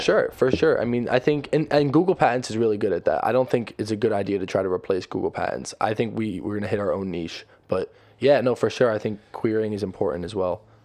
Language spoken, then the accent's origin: English; New Jersey, United States; moved away as an adult; also born or lived in Connecticut; We're from Jersey.